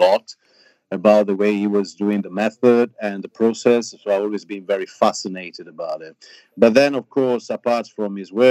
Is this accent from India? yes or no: no; outskirts of Venice, Veneto, Italy; accent: Italian twang; English is a second language; now in London, United Kingdom; Venice, for me, I was born there, but since I was very young, my parents, because it was like more comfortable having a car and attending schools, they brought me after just a few months in the outskirts